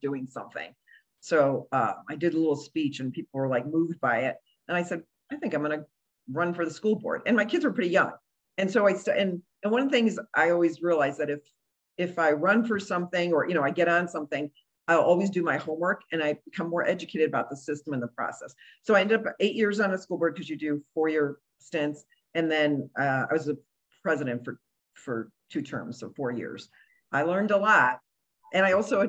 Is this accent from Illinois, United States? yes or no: yes; Chicago, Illinois, United States; also born or lived in Cuba / Romeoville / Country Club Hills / Boston; I'm from Chicago